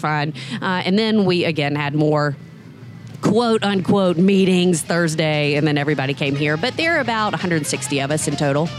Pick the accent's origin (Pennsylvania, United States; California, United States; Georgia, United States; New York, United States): Georgia, United States; I grew up in Georgia. I went to the University of Georgia.